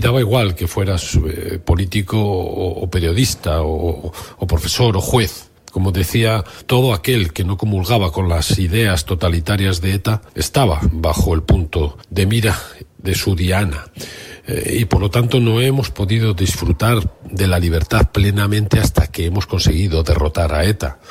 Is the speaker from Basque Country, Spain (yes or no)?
yes; Basque Country, Spain; los vascos eh, vivimos 40 años de dictadura franquista